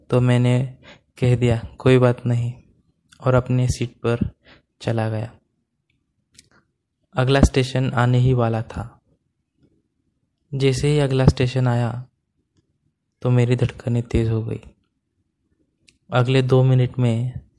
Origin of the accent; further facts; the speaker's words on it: Ahmedabad, Gujarat, India; moved away as an adult; now in Hyderabad, India; मैं अहमदाबाद का रहने वाला हूँ और मेरी उम्र 25 साल है दोस्तों मैं एक वेब डेवलपर हूँ मैं पिछले दो सालों से हैदराबाद में शिफ्ट हुआ हूँ अहमदाबाद में मेरा बचपन स्कूल कॉलेज का समय बीता था